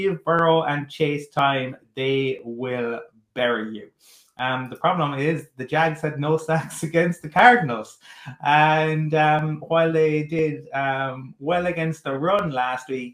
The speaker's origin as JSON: {"language": "English", "town": "Cork", "region": "Munster", "country": "Ireland", "tie": "born or raised there", "said": "growing up in Cork in the early 90s"}